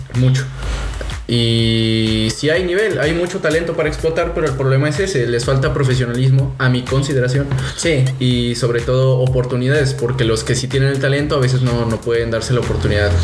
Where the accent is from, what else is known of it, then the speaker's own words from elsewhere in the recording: Mexico City, Mexico; also born or lived in Puebla; now in Cancún, Mexico; yo nací en Ciudad de México, viví mi infancia allá